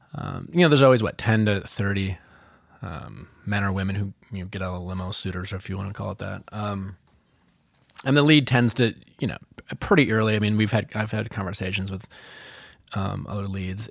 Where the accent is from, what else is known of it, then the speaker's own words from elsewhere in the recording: Milwaukee, Wisconsin, United States; I'm from Milwaukee, Wisconsin